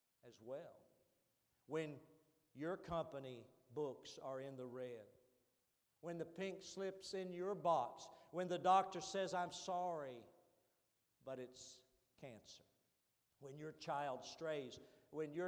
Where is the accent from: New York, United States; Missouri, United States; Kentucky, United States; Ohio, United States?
Kentucky, United States; Eastern; I'm from Eastern Kentucky